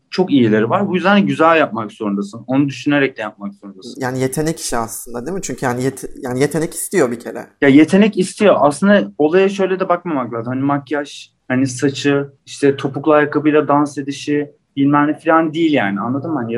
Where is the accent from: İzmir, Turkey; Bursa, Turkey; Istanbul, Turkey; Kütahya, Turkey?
Istanbul, Turkey; işte e, İstanbul doğumlu büyüme, işte doğma büyüme İstanbul diyor. E, 96 doğumluyum.